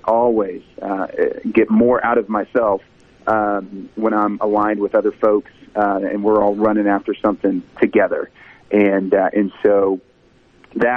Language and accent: English; Irving, Texas, United States; I grew up in Irving, Texas